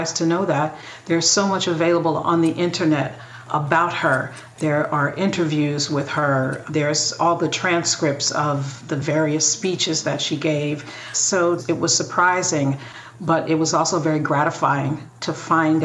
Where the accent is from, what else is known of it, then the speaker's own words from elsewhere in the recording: St. Louis, Missouri, United States; I was brought up in St. Louis